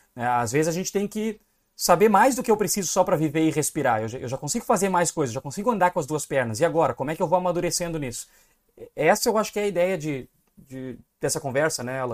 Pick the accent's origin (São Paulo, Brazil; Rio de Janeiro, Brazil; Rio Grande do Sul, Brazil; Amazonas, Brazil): Rio Grande do Sul, Brazil; eu sou gaúcho